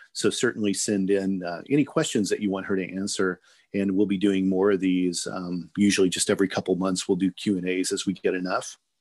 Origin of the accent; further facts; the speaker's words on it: small town Indiana, United States; small town Indiana, you kind of just went to the church that your parents took you